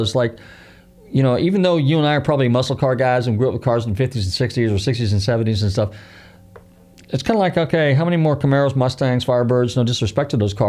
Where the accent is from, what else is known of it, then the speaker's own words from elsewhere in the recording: Marin County, Northern California, United States; now in Pinellas County, United States; I grew up in Northern California, and one of the last projects that Lloyd Wright did was the convention center, Terra Linda, which is in Marin County, where I grew up.